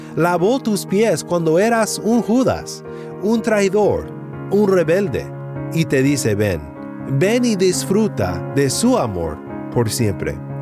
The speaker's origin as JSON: {"language": "Spanish", "region": "Sinaloa", "country": "Mexico", "tie": "born or raised there", "said": "en mi pueblo en Sinaloa, México"}